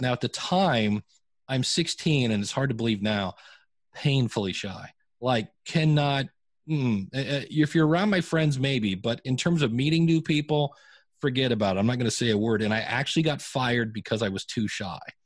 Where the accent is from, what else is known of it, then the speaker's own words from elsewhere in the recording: Akron, Ohio, United States; I grew up in Akron, Ohio